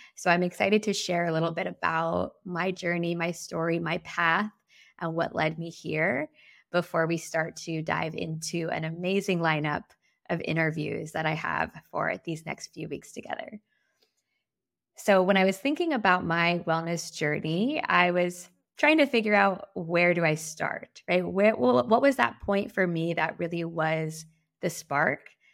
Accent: Guam; moved away as an adult; also born or lived in San Diego / San Francisco / Amsterdam; I was raised on Guam. I moved to San Diego for college

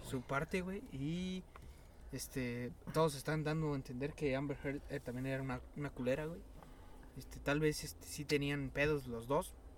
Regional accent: Mexico; como buenos mexicanos volteamos para los dos lados

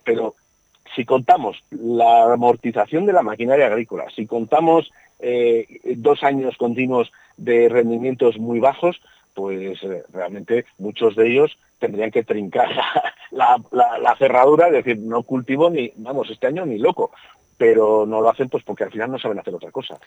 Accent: Burgos, Castile and León, Spain; yo soy de Burgos

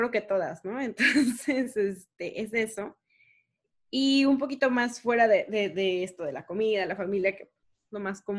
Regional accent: Mexico; no les tengo que explicar que soy de México ni nada, o sea, es como que regresas a esa tranquilidad

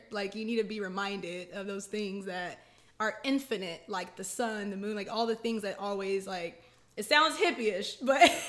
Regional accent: Killeen, Texas, United States; Killeen, Texas.

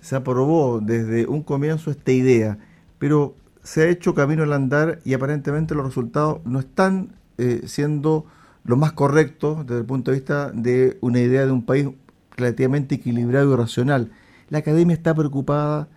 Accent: Chile; nosotros como sociedad chilena

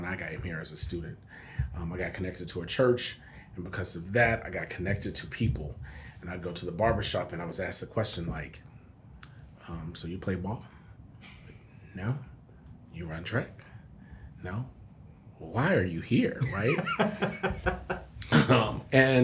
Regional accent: San Antonio, Texas, United States; moved away as an adult; now in Lubbock, United States; I'm from San Antonio

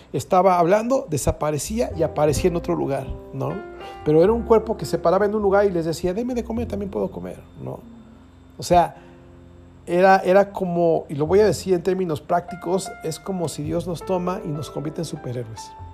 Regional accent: Querétaro, Mexico; los que somos de Querétaro

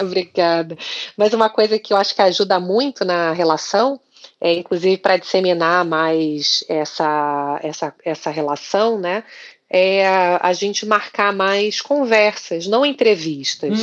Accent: Rio de Janeiro, Brazil; eu sou carioca

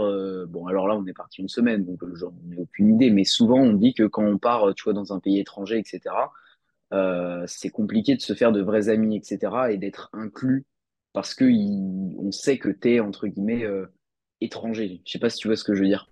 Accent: Nantes, Pays de la Loire, France; je suis de Nantes

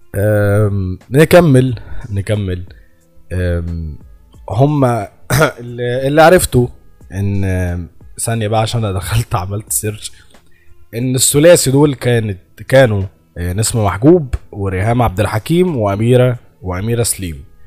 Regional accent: Egypt; أنا مصري

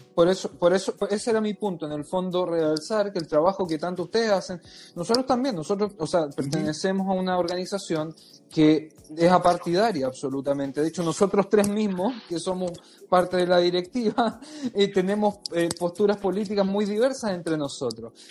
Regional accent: Chile; yo me crié en Chile

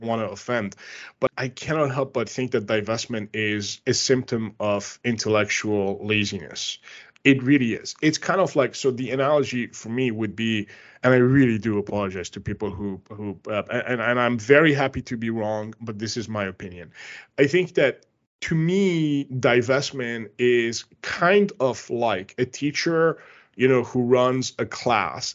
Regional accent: Canada; I'm Canadian

